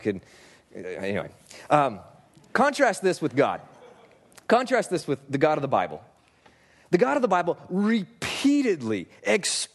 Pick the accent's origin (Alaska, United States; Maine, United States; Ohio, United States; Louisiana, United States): Alaska, United States; I grew up in Alaska